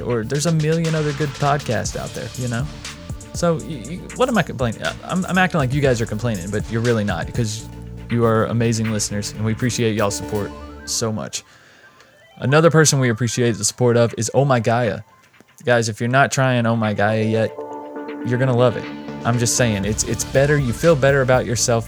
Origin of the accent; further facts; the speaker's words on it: North Carolina, United States; moved away as an adult; also born or lived in Las Vegas; I'm from North Carolina. I'd moved and lived in Las Vegas for a while. If you don't know, I've moved back to North Carolina